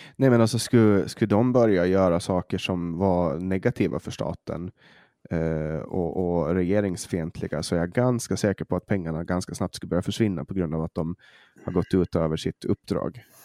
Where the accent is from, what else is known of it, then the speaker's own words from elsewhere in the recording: Åland Islands; accent: Åland Swedish; now in Sweden; vi ålänningar